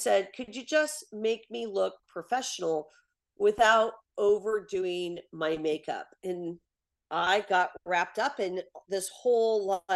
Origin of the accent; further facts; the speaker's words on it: Portland, Oregon, United States; I'm from Portland, Oregon